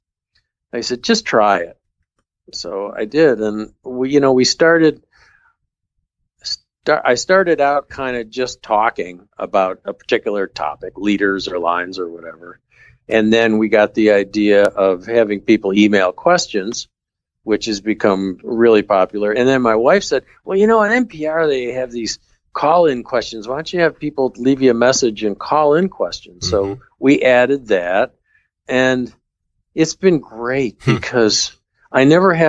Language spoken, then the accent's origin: English; Rochester, New York, United States; moved away as an adult; also born or lived in Syracuse, New York / Manchester, Vermont; I grew up outside of Rochester, New York